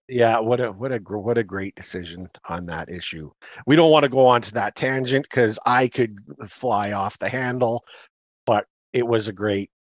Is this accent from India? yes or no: no; Canada; now in Calgary, Canada; we're Canadian